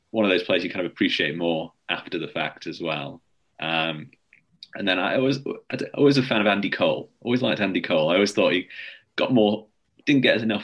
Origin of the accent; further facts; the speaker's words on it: Salford, North West England, United Kingdom; I grew up in Salford, so we always had to be on the red side of Manchester.